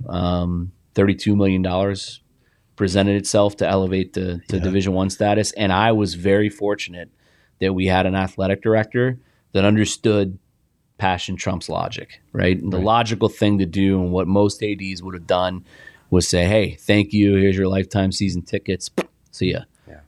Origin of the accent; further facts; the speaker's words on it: Indianapolis, Indiana, United States; now in Arizona, United States; I played on a great team growing up in Indianapolis